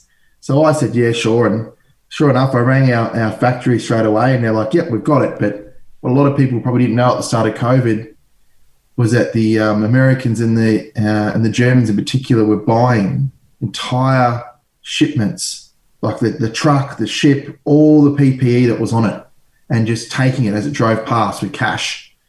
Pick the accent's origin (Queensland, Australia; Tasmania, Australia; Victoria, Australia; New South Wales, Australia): Victoria, Australia; Noorat; also born or lived in Northern Territory; I grew up, born in Northern Territory, and I grew up in Noorat, which is not too far away from where you're located, Tom.